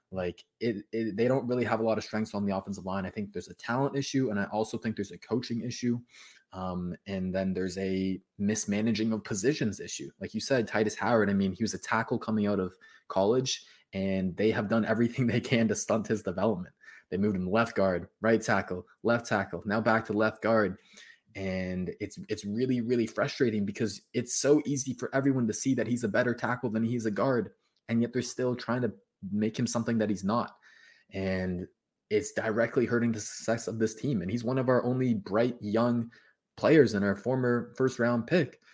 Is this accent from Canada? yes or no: yes; Toronto, Ontario, Canada; I'm actually from Toronto